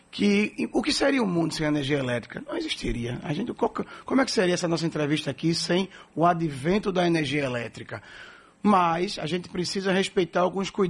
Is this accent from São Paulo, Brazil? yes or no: no; Recife, Pernambuco, Brazil; born there; now in Salvador, Brazil; Eu sou, digo que eu sou batizado em Recife, mas apaixonado de corpo e alma pela Bahia, por Salvador.